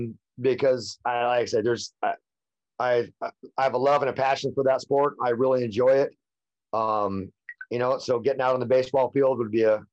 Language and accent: English; California, United States; a little bit of me growing up in the High Sierra, you know, and in the mountains and a little bit out in the country.